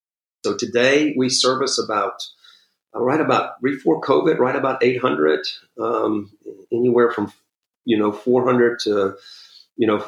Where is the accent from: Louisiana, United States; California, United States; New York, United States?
Louisiana, United States; New Orleans; moved away as an adult; also born or lived in Houston; I'm from New Orleans, did youth ministry in Houston